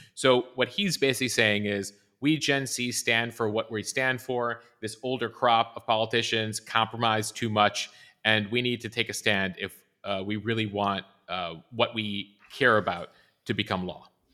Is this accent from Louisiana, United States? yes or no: no; Chicago, Illinois, United States; as a Chicagoan and growing up a Chicago Bears fan